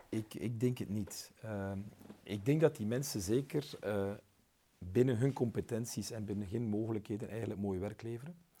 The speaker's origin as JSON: {"language": "Dutch", "region": "West Flanders", "country": "Belgium", "said": "Ik ben West-Vlaming"}